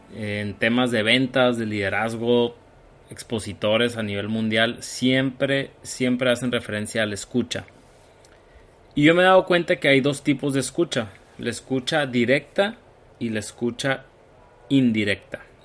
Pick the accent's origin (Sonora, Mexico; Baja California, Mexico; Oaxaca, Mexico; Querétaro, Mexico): Sonora, Mexico; Hermosillo; soy originario de Hermosillo, Sonora. Aquí vivo, en México